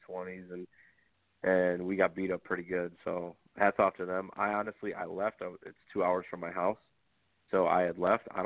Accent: New York, United States; I don't know if it's because I'm from New York or what

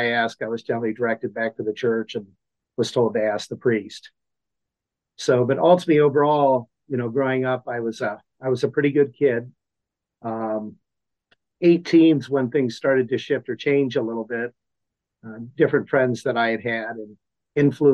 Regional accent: Akron, Ohio, United States; also born or lived in Cuyahoga Falls, Ohio; born and raised in Akron, Ohio. Actually, I spent my younger years in Cuyahoga Falls

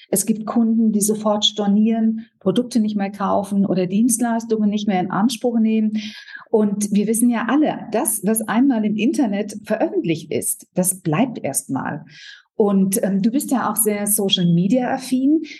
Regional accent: Berlin, Germany; ich komme aus Berlin, bin hier geboren

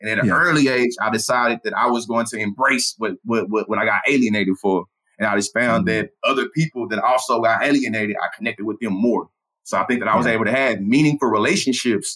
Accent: Bryan, Texas, United States; growing up in Bryan, Texas, in the South, in the Bible Belt

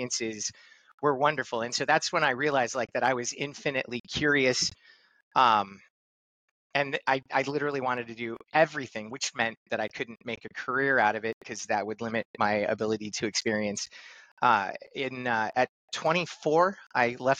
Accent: Los Angeles, California, United States; I grew up in Los Angeles, California

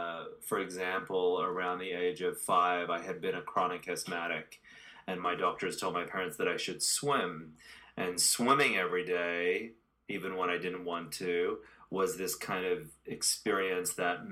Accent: Sydney, New South Wales, Australia; moved away as an adult; now in Los Angeles, United States; I've been living in Los Angeles for nearly 23 years now. I'm 43, and I was born in Australia, Sydney, Australia

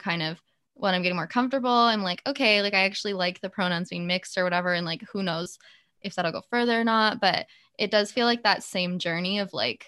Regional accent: Canada; I'm Canadian

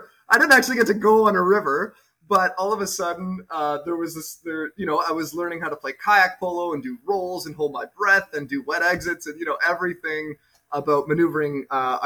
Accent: Montreal, Quebec, Canada; I grew up in Montreal

